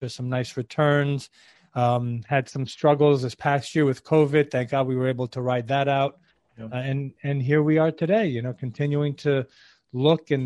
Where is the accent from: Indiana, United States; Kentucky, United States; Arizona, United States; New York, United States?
New York, United States; New York City; I was born and raised in New York City